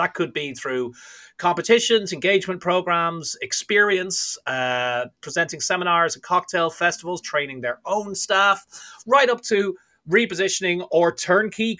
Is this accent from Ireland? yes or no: yes; Ireland; moved away as an adult; also born or lived in London / New York / Cayman Islands; born and raised in Ireland, started bartending there when I was 15